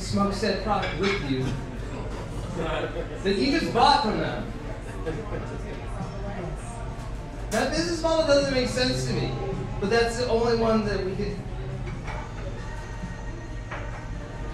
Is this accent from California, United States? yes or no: yes; Bakersfield, California, United States; now in Oakland, United States; I grew up in Bakersfield